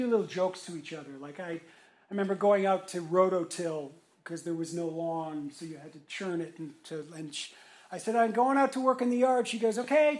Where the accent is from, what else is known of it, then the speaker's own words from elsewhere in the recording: Montreal, Quebec, Canada; also born or lived in Toronto; now in Raleigh, United States; before Toronto, I was born in Montreal.